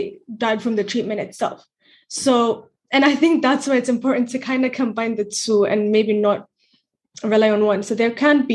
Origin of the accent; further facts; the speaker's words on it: Ethiopia; growing up in Ethiopia